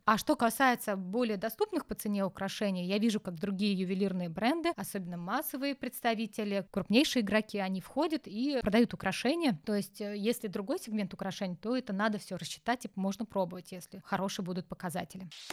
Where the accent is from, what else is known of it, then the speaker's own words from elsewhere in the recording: Urals, Russia; я родилась на Урале. Там такая самоцветная полоса у нас